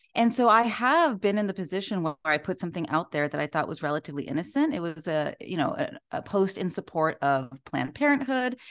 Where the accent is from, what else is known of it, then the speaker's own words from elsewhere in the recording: Orange County, California, United States; I am from Orange County, California, in Southern California.